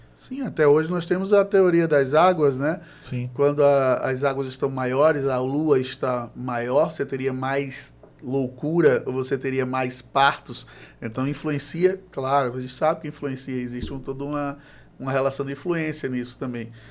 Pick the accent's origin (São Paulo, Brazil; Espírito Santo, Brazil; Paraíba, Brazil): Paraíba, Brazil; João Pessoa; sou de João Pessoa